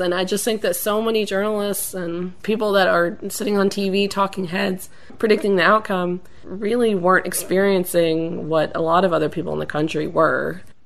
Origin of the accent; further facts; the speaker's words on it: Tennessee, United States; moved away as an adult; now in Washington, D.C., United States; my home state of Tennessee